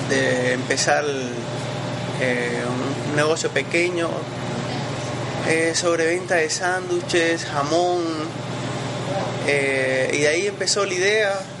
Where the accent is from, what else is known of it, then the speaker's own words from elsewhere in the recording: Cuba; now in Ecuador; aproximadamente unos 10 años ya, eh, eh, desde que vine de Cuba